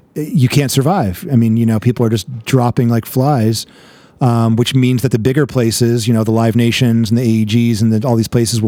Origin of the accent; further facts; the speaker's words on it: New York, United States; moved away as an adult; also born or lived in San Diego; now in Los Angeles, United States; I'm from New York. So I'm a fast talker